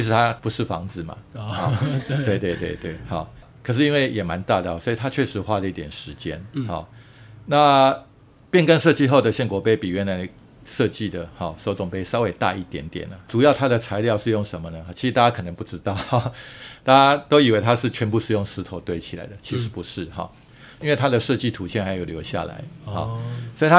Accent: Taiwan; 我们台湾人

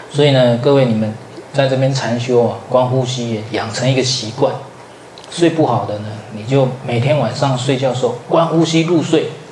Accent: southern Taiwan, Taiwan; now in central Taiwan; 我本来是南部人，后来到北部去读书，啊，最后落脚在中部

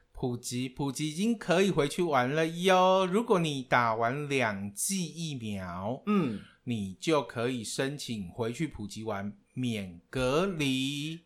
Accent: Taiwan; now in Thailand; 我从来不知道说我可以身为台湾人的前百分之零点四

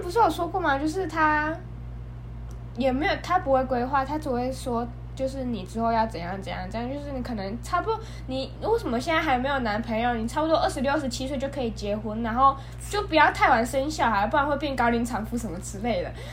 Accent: southern Taiwan, Taiwan; 我是一个土生土长的南部人

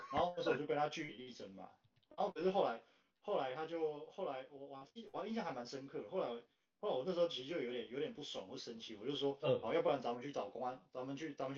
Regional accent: Taiwan; 他其实不知道我是台湾人。我去的时候，我去的时候他还知道我是台湾人

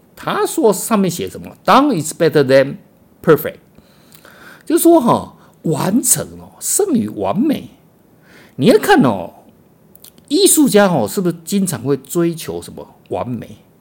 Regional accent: Taiwan; 我们台湾人哦

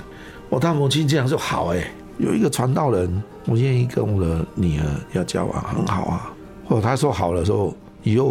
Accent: China; now in Taiwan; 我把我们大陆那边拿的乙辛茶壶了、马兰豆就带回来了。

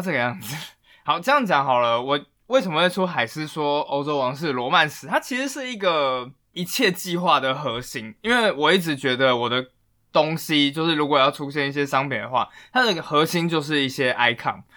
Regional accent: Taiwan; 我们台湾人是非常非常乐于接受外来文化的

